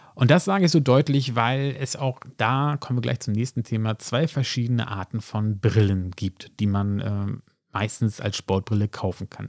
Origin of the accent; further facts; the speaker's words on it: Hamburg, Germany; ich könnte das als Hamburger sagen